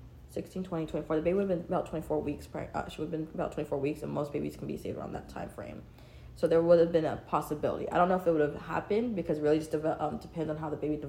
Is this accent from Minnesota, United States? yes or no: no; Portland, Oregon, United States; born there; I'll probably go to Portland. Give birth. I was born in Portland.